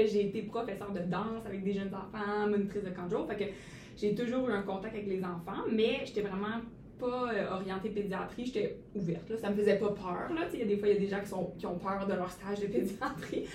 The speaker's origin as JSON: {"language": "French", "town": "Sherbrooke", "region": "Quebec", "country": "Canada", "tie": "born or raised there", "also_born_or_lived": "Vancouver", "said": "Je suis originaire de Sherbrooke, euh, donc j'ai pu rester chez mes parents"}